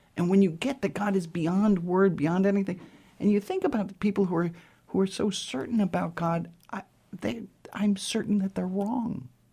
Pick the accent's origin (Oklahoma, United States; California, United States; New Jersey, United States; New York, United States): New York, United States; New York City; I grew up in New York City to a v, a progressive, liberal Jewish family.